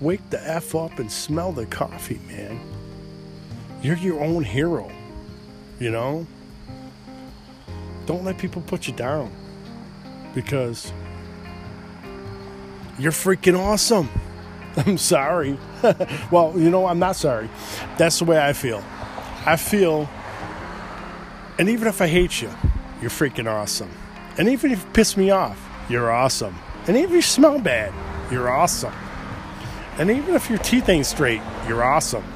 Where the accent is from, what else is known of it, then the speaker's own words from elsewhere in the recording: United States; Born in America, but my mom and dad, they were Irish and German